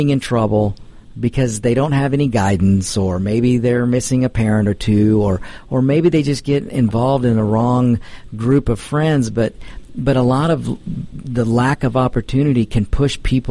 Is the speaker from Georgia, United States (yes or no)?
yes; DeKalb County, Georgia, United States; I was born and raised in DeKalb. I've spent most of my life in DeKalb